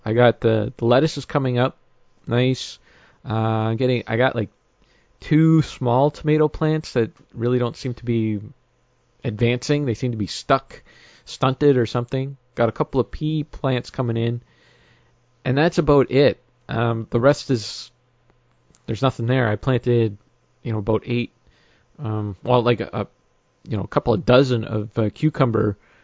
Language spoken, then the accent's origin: English; Northern Ontario, Canada; now in Southern Ontario, Canada; I grew up in Northern Ontario